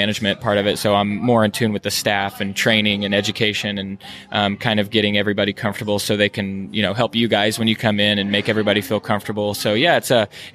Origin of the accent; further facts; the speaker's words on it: Midwest, United States; now in Florida, United States; I'm from the Midwest.